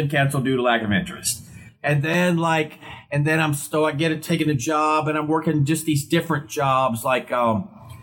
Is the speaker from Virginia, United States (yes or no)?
yes; Portsmouth, Virginia, United States; I was born in Virginia, Portsmouth, Virginia, which was kind of near Virginia Beach, the coast there, that tidewater area it's called. And so when I was a kid, we had a store